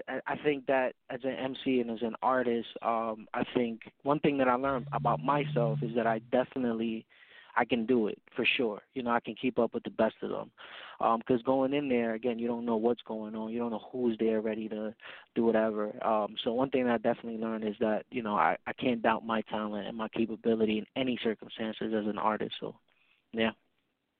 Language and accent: English; New York City, New York, United States; I come from the Bronx, uptown to be specific.